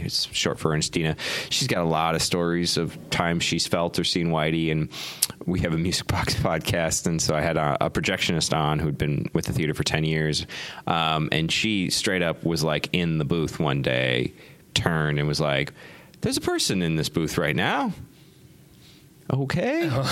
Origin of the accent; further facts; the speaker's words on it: Minnesota, United States; also born or lived in Denver, Colorado / Argentina; now in Chicago, United States; I'm a Midwesterner. I'm from Minnesota.